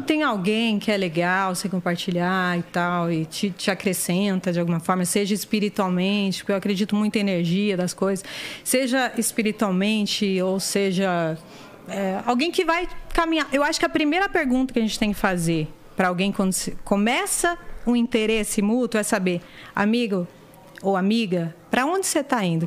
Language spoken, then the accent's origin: Portuguese; Diadema, São Paulo, Brazil; eu tô lá em Diadema vendo qual que é, porque eu não saí de onde eu nasci. Eu continuo morando no mesmo lugar